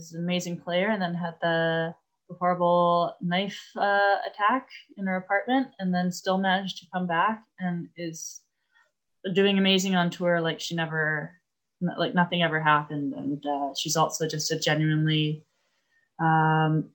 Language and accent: English; Vancouver, British Columbia, Canada; my hometown tournament